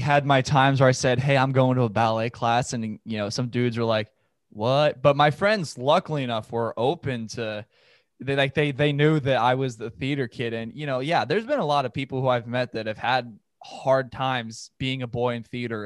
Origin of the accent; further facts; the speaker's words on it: Los Angeles, California, United States; I'm from Los Angeles. I'm from San Fernando Valley